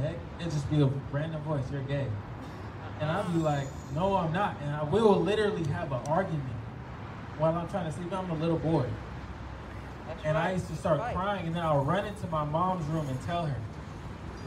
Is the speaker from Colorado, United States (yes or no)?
no; Florida, United States; I grew up in Florida for a lot of my life